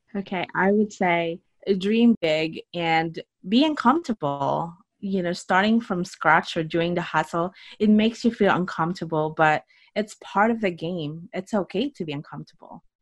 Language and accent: English; Philippines; moved away as an adult; now in United States; I grew up in the Philippines. I actually moved out to United States right after college.